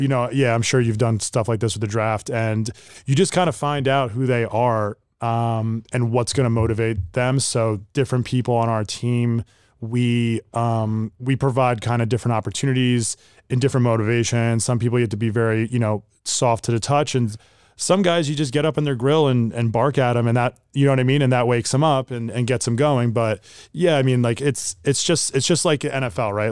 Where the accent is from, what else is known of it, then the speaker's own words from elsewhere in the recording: Sparta, New Jersey, United States; I grew up in Sparta, New Jersey